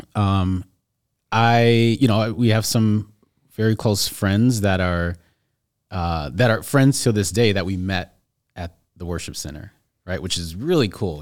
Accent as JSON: {"language": "English", "town": "Skokie", "region": "Illinois", "country": "United States", "tie": "born or raised there", "also_born_or_lived": "Evanston", "said": "from here, from Chicagoland. I actually grew up in Skokie."}